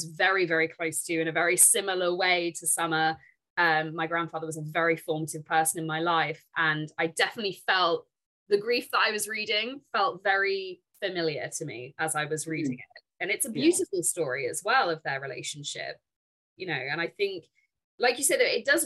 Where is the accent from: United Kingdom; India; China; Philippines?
United Kingdom; I'm British.